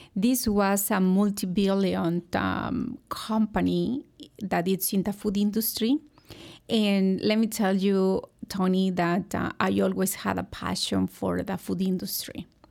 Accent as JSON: {"language": "English", "region": "Hidalgo", "country": "Mexico", "tie": "born or raised there", "also_born_or_lived": "Monterrey, Mexico", "moved": "as an adult", "lives_now": "United States", "said": "I grew up in a very small town in Mexico, in the state of, uh, Hidalgo"}